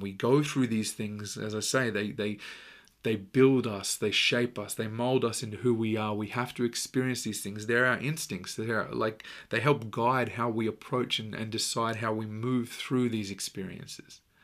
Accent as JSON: {"language": "English", "country": "Australia", "said": "I'm Australian"}